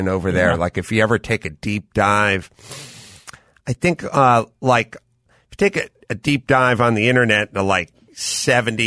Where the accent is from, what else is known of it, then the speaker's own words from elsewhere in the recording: North Hollywood, California, United States; I'm from North Hollywood